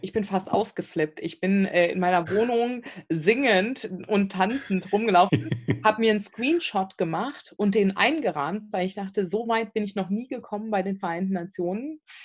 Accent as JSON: {"language": "German", "town": "Bonn", "region": "North Rhine-Westphalia", "country": "Germany", "tie": "born or raised there", "also_born_or_lived": "South Africa", "moved": "as an adult", "said": "ich bin aus Bonn ursprünglich, bin gebürtige Bonnerin"}